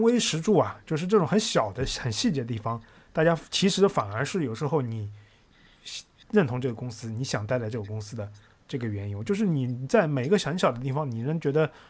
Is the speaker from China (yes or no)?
yes; China; 不是特别让我们中国人感觉非常地适应